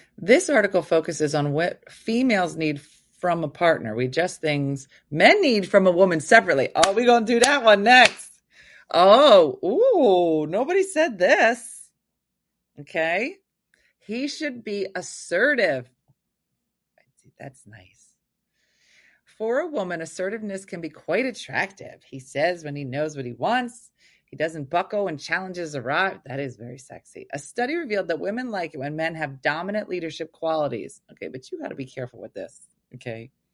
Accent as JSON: {"language": "English", "region": "New Jersey", "country": "United States", "said": "I'm from New Jersey. I'm currently in Vegas"}